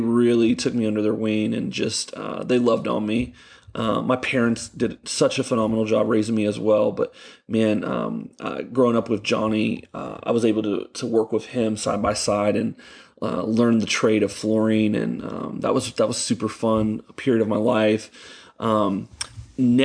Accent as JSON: {"language": "English", "town": "Ocala", "region": "Florida", "country": "United States", "tie": "born or raised there", "also_born_or_lived": "Gainesville, Florida", "said": "I was born in Gainesville, and my parents lived here in Ocala, and so I grew up here in Ocala"}